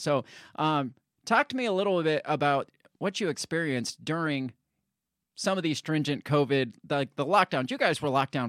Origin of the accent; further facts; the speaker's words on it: Iowa, United States; I'm from Iowa, so Iowa would come out and be like, hey, we're banning all mask mandates.